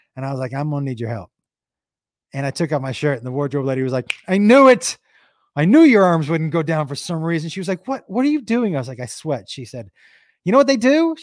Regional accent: Amherst, United States; Growing up in in Amherst to me was like growing up in an in an '80s movie in in Goonies

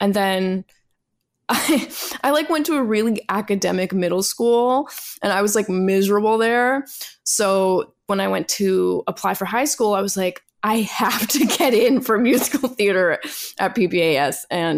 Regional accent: New York City, New York, United States; Born and raised in Manhattan.

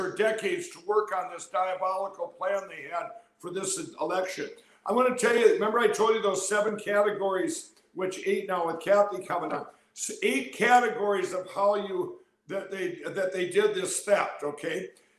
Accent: Minnesota, United States; including my home state of Minnesota.

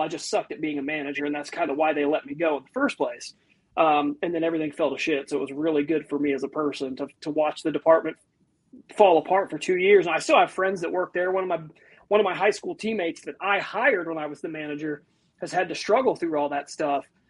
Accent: northern Ohio, United States; I'm from more northern Ohio

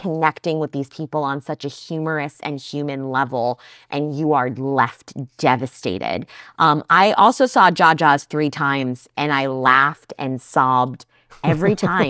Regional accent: New Jersey, United States; I'm a Jersey girl. We're tough. We're unsweetened iced tea people here.

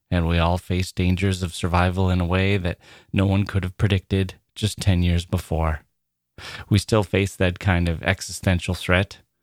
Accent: United States; As an American

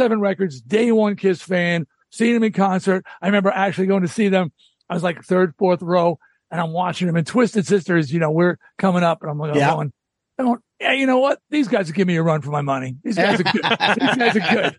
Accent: Long Island, New York, United States; I'm from Long Island.

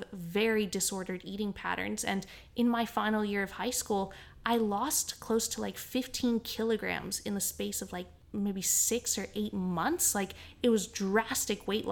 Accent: Canada; now in Australia; Where I grew up in Canada, there's a lot of just your standard public schools.

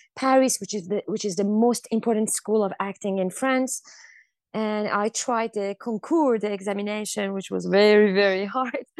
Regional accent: Iran; i grew up in Iran

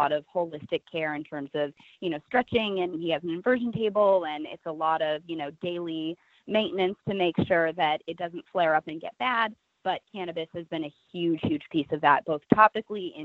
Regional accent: Nebraska, United States; I grew up in Nebraska, very conservative state.

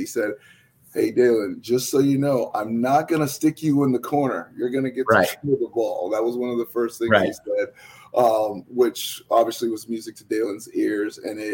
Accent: New England, United States; moved away; also born or lived in Connecticut; I'm from New England, so I was a Boston Celtic fan

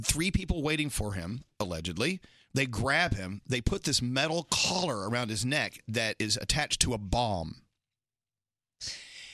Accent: McKinney, Texas, United States; now in New York, United States; I'm from McKinney, Texas

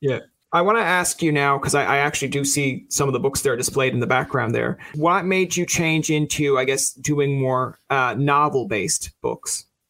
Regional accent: Newfoundland and Labrador, Canada; being a Newfoundlander

